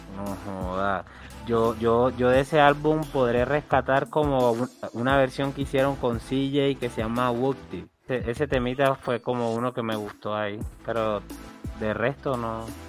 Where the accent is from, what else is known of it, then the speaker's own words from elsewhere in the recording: Colombia; Yo soy un colombiano